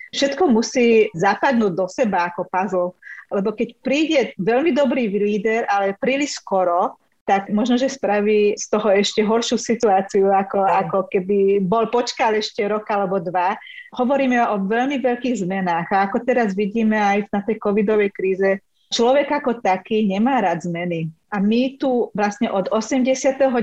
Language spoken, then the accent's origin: Slovak; Šamorín, Trnava Region, Slovakia; Ja keď som vyrastala v Šamoríne, tak eh, je tu bola väčšina Maďarov